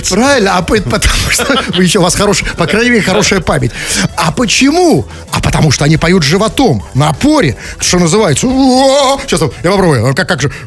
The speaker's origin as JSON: {"language": "Russian", "region": "Saint Petersburg", "country": "Russia", "said": "Мы, петербуржцы, говорим вежливо."}